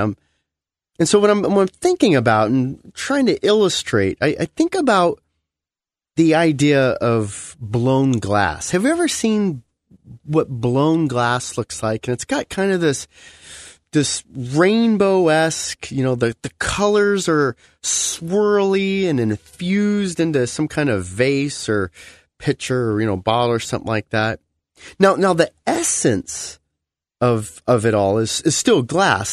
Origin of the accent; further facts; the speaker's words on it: United States; as an American, when you meet Christians from the, around the world, you realize that a lot of our beliefs are really more American beliefs